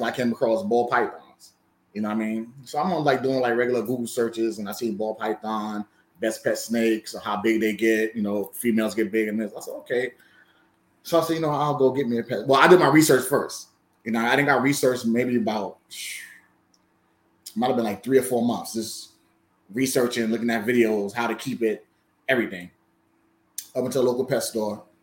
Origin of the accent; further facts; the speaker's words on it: New York City, New York, United States; I grew up in Bronx, New York